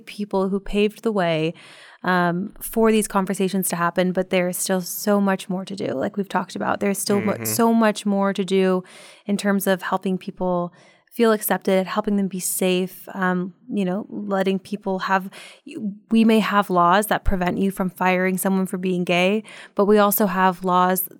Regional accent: Portland, Oregon, United States; I'm from Portland, Oregon

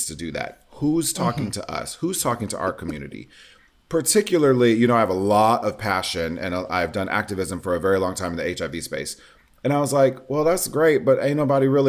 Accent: Nebraska, United States; growing up in Nebraska in the 80s and 90s as the fat, femmy, biracial kid

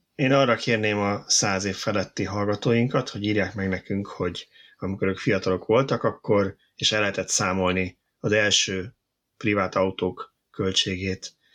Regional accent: Budapest, Hungary; én 22 kertben nőttem fel

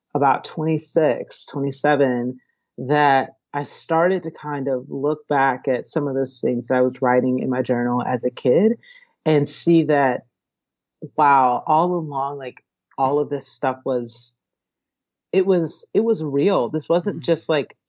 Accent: Stone Mountain, Georgia, United States; also born or lived in Long Beach, California; now in California, United States; I was born in California, Long Beach, California, but then my family moved to Atlanta, Georgia. Well, it's a town outside of Atlanta, Georgia. To start a church when I was a really little kid. And so I grew up as a homeschooled preacher's kid in Stone Mountain, Georgia.

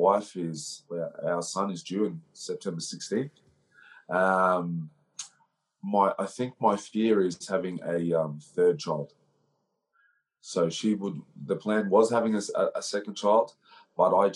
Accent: Brisbane, Queensland, Australia; also born or lived in Melbourne; now in Gold Coast, Australia; I grew up in Brisbane, Southeast Brisbane. And I live on the Gold Coast

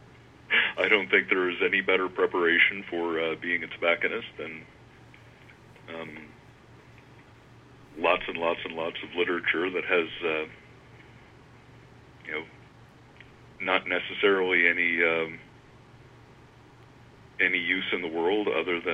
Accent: Northern Virginia, United States; I grew up in Northern Virginia

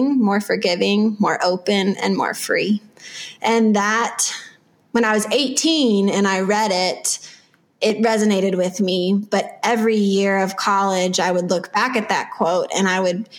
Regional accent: Texas, United States; I grew up in Texas

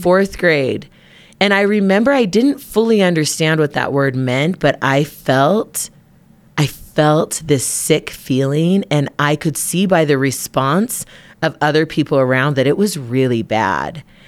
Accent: Provo, Utah, United States; we're from Utah. We grew up in Provo.

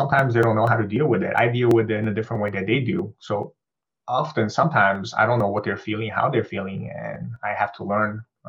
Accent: United States; I'm older. I'm 46. I grew up in New Jersey, New York area.

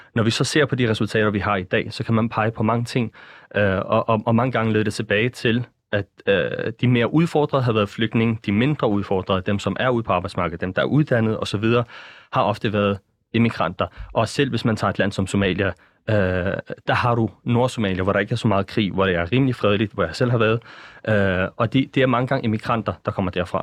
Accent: Denmark; i os som danskere

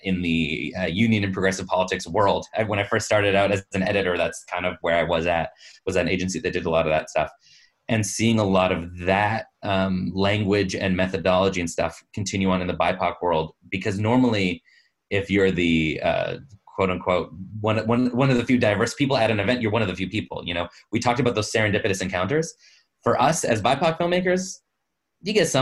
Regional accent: Canada; I'm a straight male, born and raised in Canada, full citizenship. I have this accent, which is not detectably foreign

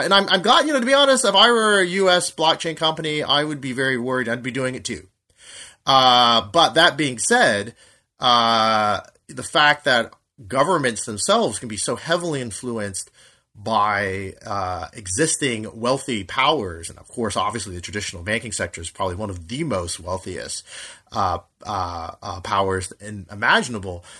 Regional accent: United States; I'm an American

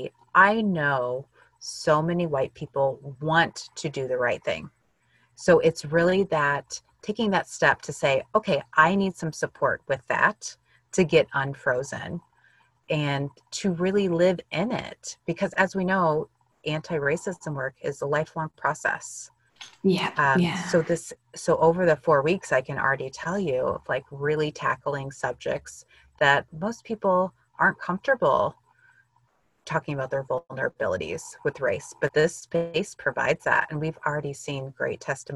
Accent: Illinois, United States; I grew up in Illinois in the U.S., and I grew up with mostly white people

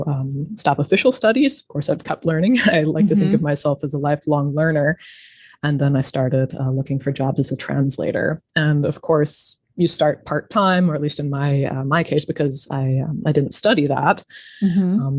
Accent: Denver, Colorado, United States; moved away as an adult; also born or lived in France / Canada; now in Germany; I grew up in the United States, in Denver near the Rocky Mountains

